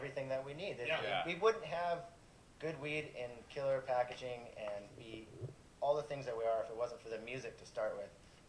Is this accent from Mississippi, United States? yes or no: no; Capitola, California, United States; born or raised there